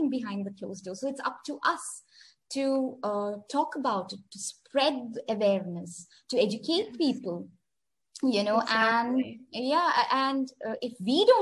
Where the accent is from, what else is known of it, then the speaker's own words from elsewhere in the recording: India; now in Oman; I am an Indian sitting in Oman, I currently live in a country in the Middle East called Oman